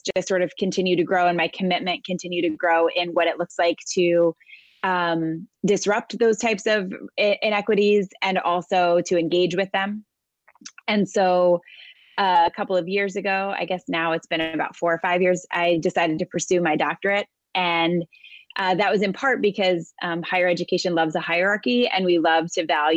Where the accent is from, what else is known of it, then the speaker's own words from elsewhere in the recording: New York City, New York, United States; I am a New Yorker, born and raised. I live most of my life in and around New York City area.